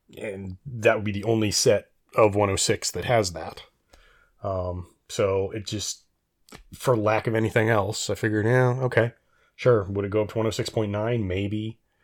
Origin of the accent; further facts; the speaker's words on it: Reno, Nevada, United States; I did much of my growing up in Reno, Nevada